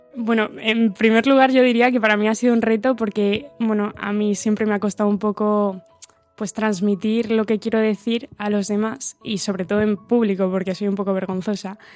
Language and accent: Spanish; Santiago de Compostela, Galicia, Spain; soy de aquí de Santiago de Compostela y soy ingeniera